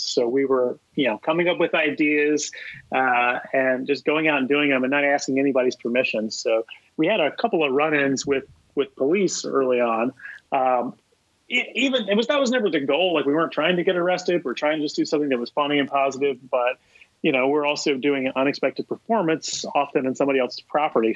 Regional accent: Columbia, South Carolina, United States; moved away as an adult; now in New York, United States; I grew up in Columbia, South Carolina

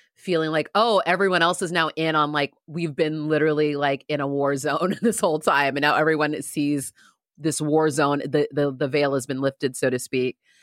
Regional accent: San Diego, California, United States; I grew up in San Diego

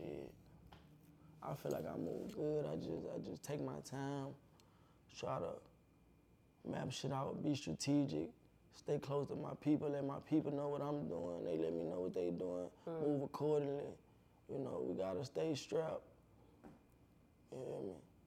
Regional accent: United States; also born or lived in Dallas, Texas / Baton Rouge, Louisiana; my hometown, Baton Rouge and Dallas

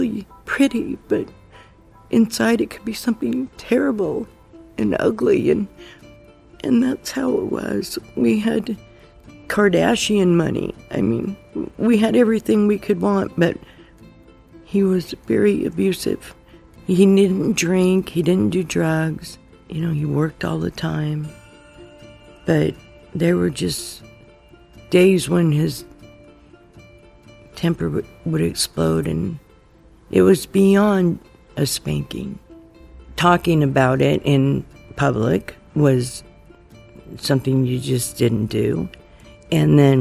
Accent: Seattle, Washington, United States; born or raised there; also born or lived in Oakland, California

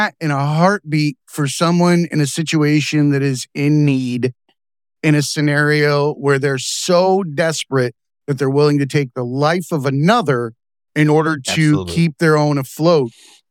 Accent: Lake Okeechobee, Florida, United States; I grew up on Lake Okeechobee, Florida.

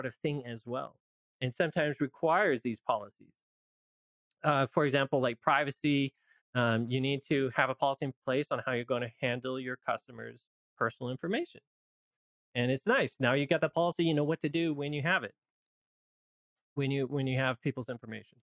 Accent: Loma Linda, California, United States; I live in Loma Linda, California, and that's where I grew up

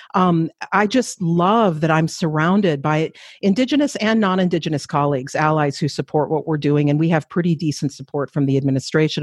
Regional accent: Flandreau Santee Sioux reservation, eastern South Dakota, United States; moved away as an adult; also born or lived in Minneapolis, Minnesota / Saint Paul, Minnesota; now in Edmonton, Canada; I was raised on another Dakota reservation, the Flandreau Santee Sioux tribe reservation, also in eastern South Dakota.

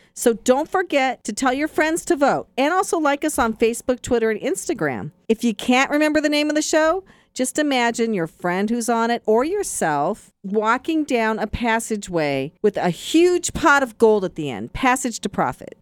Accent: Seattle, Washington, United States; now in New York, United States; when I was ten years old growing up in Seattle

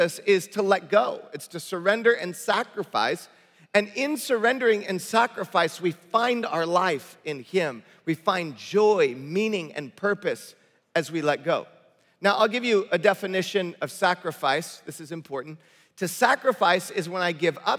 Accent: Detroit, Michigan, United States; also born or lived in Bay Area, California; now in Southern California, United States; I grew up in Detroit, Michigan.

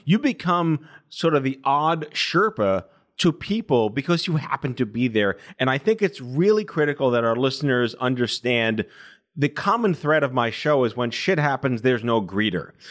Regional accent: New York, United States; also born or lived in Binghamton; I'm born and raised in New York

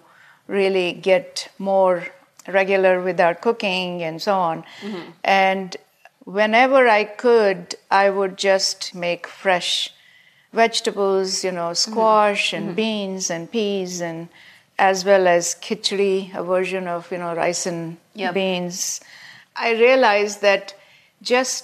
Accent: India; moved away as an adult; also born or lived in Massachusetts; now in United States; growing up in India

